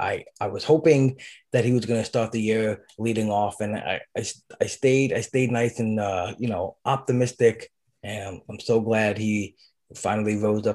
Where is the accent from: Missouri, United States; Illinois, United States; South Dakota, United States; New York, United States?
New York, United States; Brooklyn; moved away; also born or lived in New Jersey; I grew up in Brooklyn